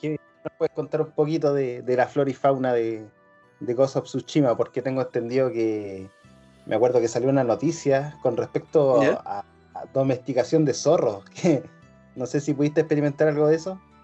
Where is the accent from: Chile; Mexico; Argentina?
Chile; somos chilenos, todos somos chilenos